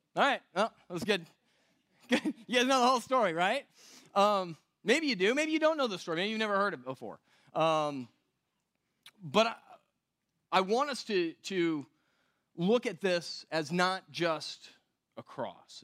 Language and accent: English; West Coast, United States; moved away; I come from the West Coast